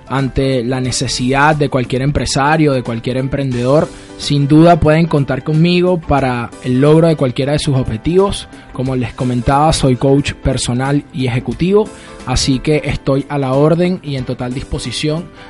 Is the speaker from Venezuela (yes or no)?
yes; Venezuela; Tengo un foco en mi país, en Venezuela, sin duda creo que lo vamos a alcanzar.